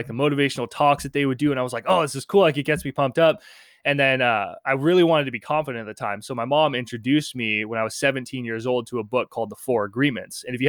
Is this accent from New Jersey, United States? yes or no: no; Penngrove, California, United States; I grew up in Pengrove. I still live around this area, but it's about an hour north of San Francisco.